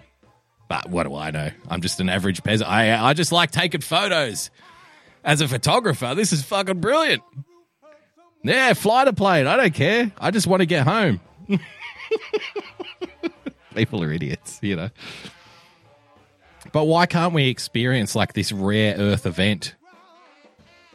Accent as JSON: {"language": "English", "country": "Australia", "also_born_or_lived": "Sydney", "said": "I love being an Aussie"}